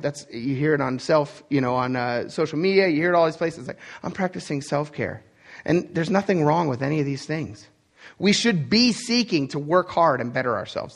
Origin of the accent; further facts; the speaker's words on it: Pennsylvania, United States; I was born in Timbuktu, Pennsylvania, or the fact that I grew up in a poor family